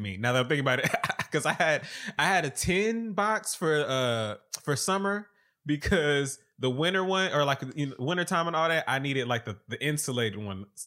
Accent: the South, United States; I'm from the South

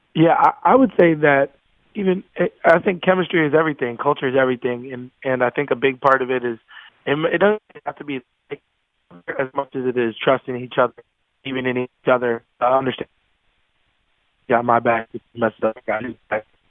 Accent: Wisconsin, United States; I'm from Wisconsin, so of course I'm a Packer fan

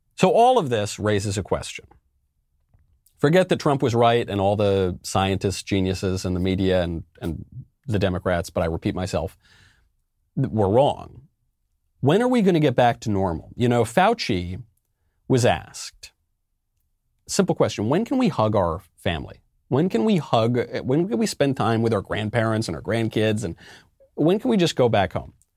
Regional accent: New York, United States; I'm of Italian extraction. You know, I'm American. I'm a New Yorker.

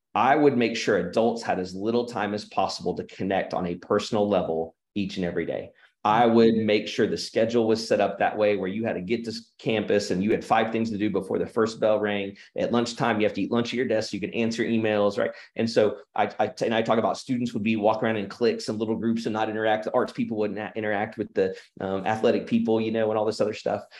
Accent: Oklahoma, United States; also born or lived in Illinois / Arkansas; And then I've been in Oklahoma s, my, my whole life. Moved here when I was five from Illinois and, uh, except for six years in Arkansas, which is a phenomenal experience, been right here in Oklahoma

